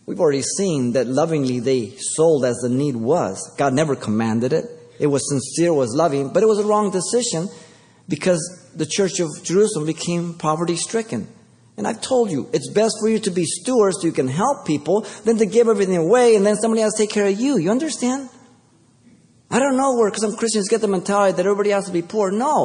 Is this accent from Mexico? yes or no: yes; Mexico City, Mexico; now in United States; I came from Mexico City, and in three, four more generations, if you compare my generations to the one who came in first generation, there's a big difference.